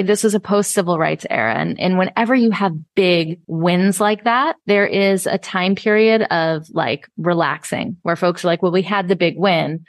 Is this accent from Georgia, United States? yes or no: yes; Atlanta, Georgia, United States; I was also a brown kid growing up in Atlanta, Georgia in the 80s